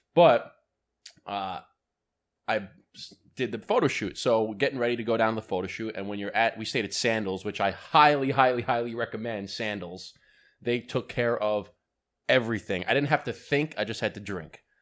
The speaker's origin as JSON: {"language": "English", "country": "United States", "said": "I'm an American"}